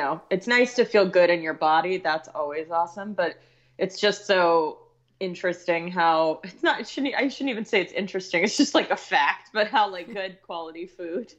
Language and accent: English; Texas, United States; I grew up in Texas